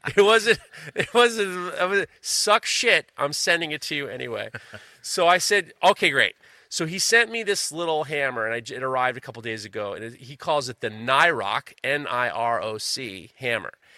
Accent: New York City, New York, United States; moved away; I grew up in New York City

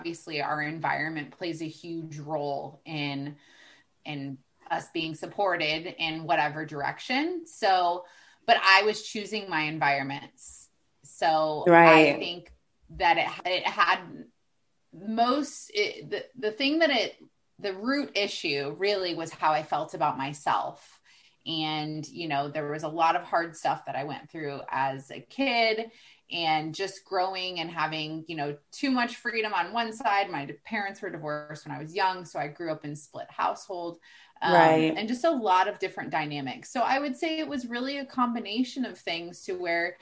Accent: Texas, United States; now in Florida, United States; I'm originally from Texas

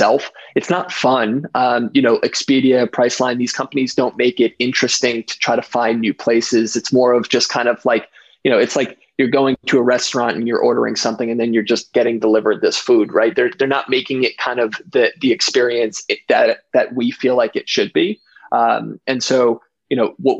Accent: United States; I grew up in, you know, New Jersey, New York area

